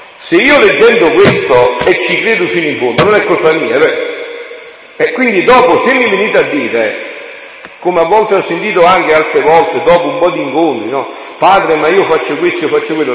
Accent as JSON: {"language": "Italian", "region": "Southern Italy", "country": "Italy", "tie": "born or raised there"}